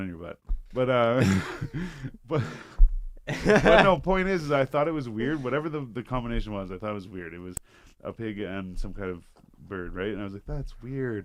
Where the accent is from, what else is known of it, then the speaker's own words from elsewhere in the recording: Canada; we're Canadian